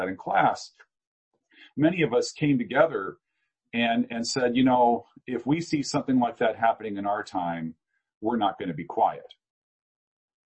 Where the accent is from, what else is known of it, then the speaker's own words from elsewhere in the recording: Eastern Washington State, United States; also born or lived in Chicago; I grew up in Eastern Washington State in a town of 300 people